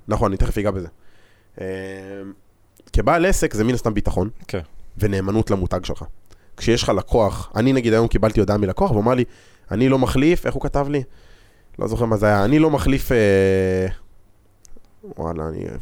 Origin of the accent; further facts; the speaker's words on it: Israel; אנחנו ישראלים